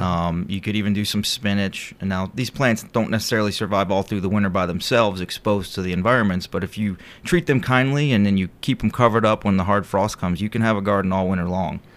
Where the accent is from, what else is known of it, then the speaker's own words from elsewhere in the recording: Cleveland, Ohio, United States; moved away; Originally, I'm from Cleveland, Ohio